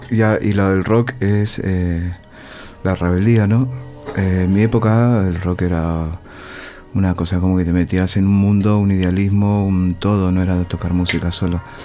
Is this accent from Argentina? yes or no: yes; Argentina; Soy un argentino de estos.